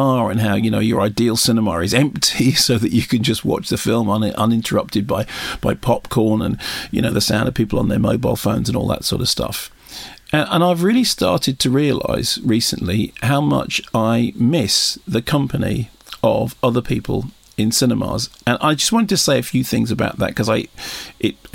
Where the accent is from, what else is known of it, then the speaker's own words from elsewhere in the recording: London, United Kingdom; I grew up in North London, in North Finchley